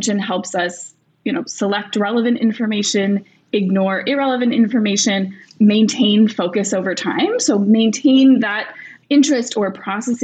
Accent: Rhode Island, United States; I grew up in Rhode Island, and I was walking around Brown campus in high school

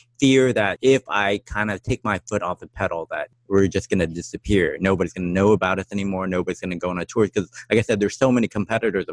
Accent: Texas, United States; moved away as an adult; now in Taiwan; growing up in Texas

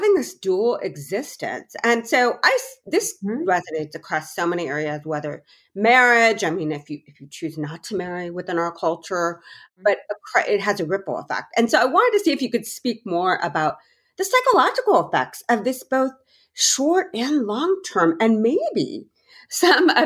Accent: United States; as an Indian American

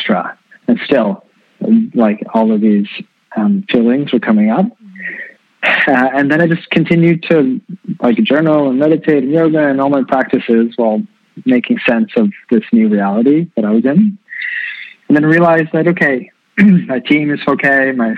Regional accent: Canada; born and raised in Canada

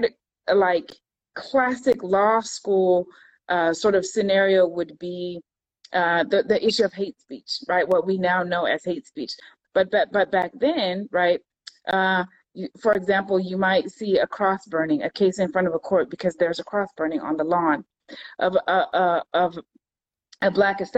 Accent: California, United States; also born or lived in Florida; now in Virginia, United States; I live in Virginia. I'm originally from California

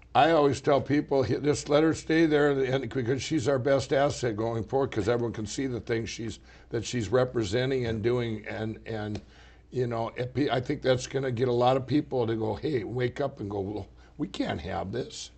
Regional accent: Minnesota, United States; I grew up here in Minnesota.

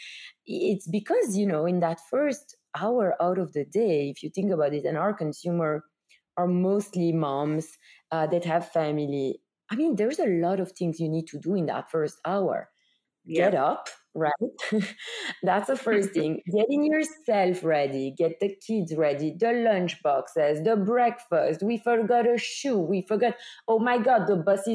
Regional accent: Belgium; moved away; you hear it from my accent, I'm from Belgium.

